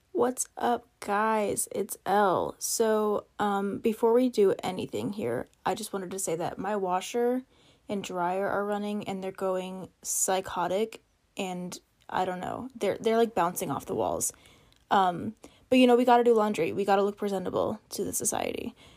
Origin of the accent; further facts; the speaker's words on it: Hutchinson, Kansas, United States; I grew up in Hutchinson, Kansas